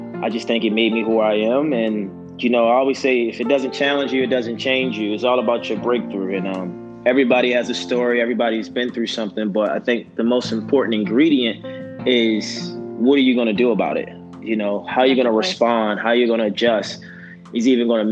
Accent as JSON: {"language": "English", "town": "Baltimore", "region": "Maryland", "country": "United States", "tie": "born or raised there", "said": "I'm from Baltimore, but from Baltimore, Maryland. Born and raised."}